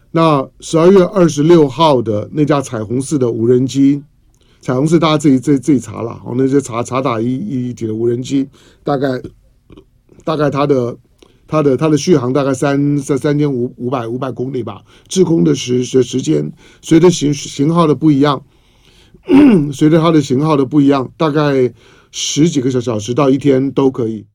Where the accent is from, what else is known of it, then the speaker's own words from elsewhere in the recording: Taiwan; 从我一个台湾人的角度来